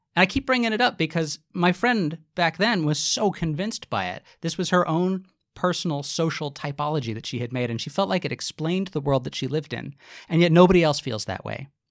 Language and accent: English; United States; I'm a white man, I'm from America